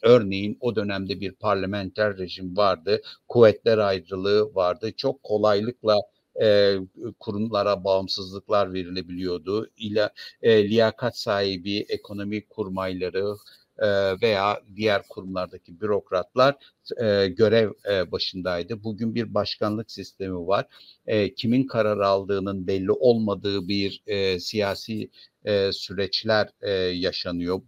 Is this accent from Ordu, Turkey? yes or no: yes; Ordu, Turkey; moved away; Ben Karadeniz bölgesindeydim. Ordulu olduğum için oraya gittim